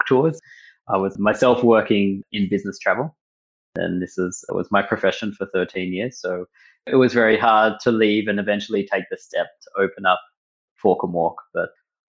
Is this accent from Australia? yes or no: yes; Melbourne, Victoria, Australia; moved away as an adult; now in Berlin, Germany; I grew up in Melbourne in Australia, grew up in a Jewish community